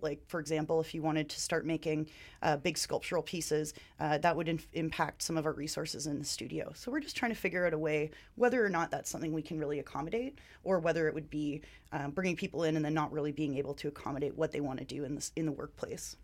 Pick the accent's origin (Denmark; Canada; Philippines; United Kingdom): Canada; Ontario; moved away as an adult; now in Vancouver, Canada; I am also from Ontario